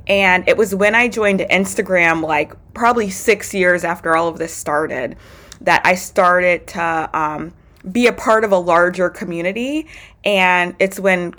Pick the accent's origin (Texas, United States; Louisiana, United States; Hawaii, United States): Louisiana, United States; Baton Rouge; I was born and raised in Baton Rouge, Louisiana